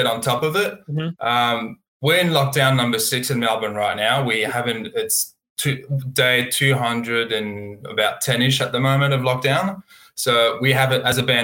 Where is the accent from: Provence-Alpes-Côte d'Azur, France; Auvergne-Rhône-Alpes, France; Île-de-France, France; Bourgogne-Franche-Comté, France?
Bourgogne-Franche-Comté, France; Burgundy; moved away as an adult; now in Australia; I'm from Burgundy. So middle east of France and near Dijon